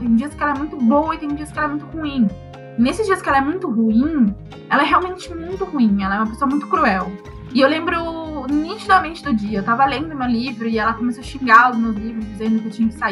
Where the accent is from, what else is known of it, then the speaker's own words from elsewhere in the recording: Sorocaba, São Paulo, Brazil; born there; also born or lived in Saquarema; eu nasci em Sorocaba. E aí eu fiquei, morei um tempo lá e minha mãe acabou se casando com um carioca e aí nós fomos morar no, em Saquarema, no Rio de Janeiro.